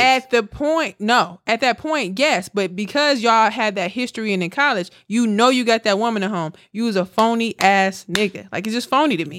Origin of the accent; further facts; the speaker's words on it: Milwaukee, Wisconsin, United States; now in Houston, United States; I'm from Milwaukee